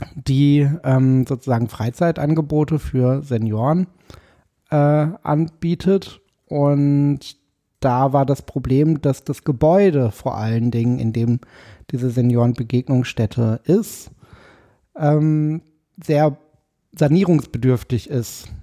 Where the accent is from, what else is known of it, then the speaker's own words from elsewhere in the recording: Paderborn, North Rhine-Westphalia, Germany; moved away as an adult; also born or lived in Dortmund; now in Berlin, Germany; ich bin äh, geboren in Paderborn